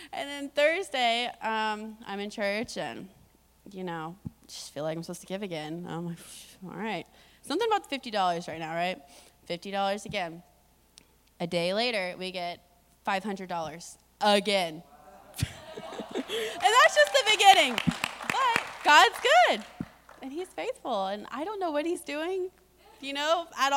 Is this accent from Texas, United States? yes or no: yes; Corpus Christi, Texas, United States; moved away as an adult; We're from Corpus, and we came up here with like nothing.